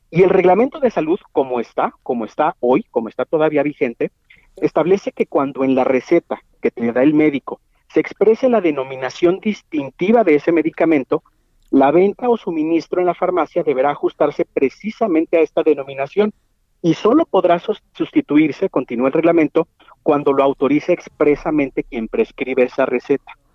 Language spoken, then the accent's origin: Spanish; Mexico